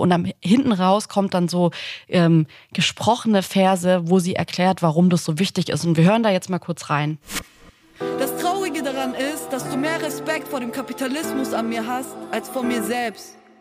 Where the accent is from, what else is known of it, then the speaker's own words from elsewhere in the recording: Swabia, Germany; Und zwar bin ich im Schwabenland geboren.